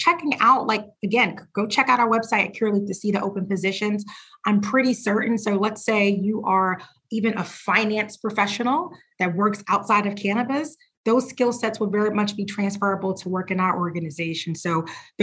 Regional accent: Philadelphia, Pennsylvania, United States; I grew up in Philadelphia

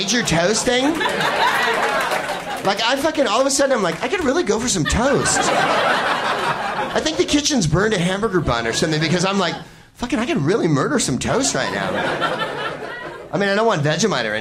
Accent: San Francisco, California, United States; I'm from San Francisco. It's the southern part of it

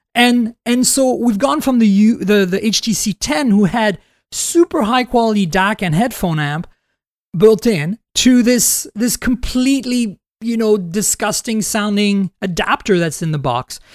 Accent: Canada; first language French; English is a second language; I'm Canadian, too

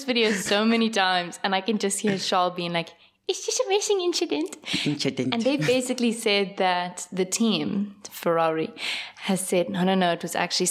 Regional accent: Durban, KwaZulu-Natal, South Africa; born there; Is this a bad time to bring up that I was born in Durban?

